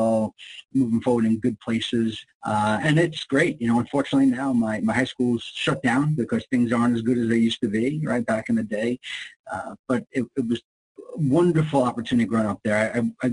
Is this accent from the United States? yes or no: yes; New York City, New York, United States; now in Johns Creek, United States; I grew up in Brooklyn, New York, and far from that now in Johns Creek, Georgia.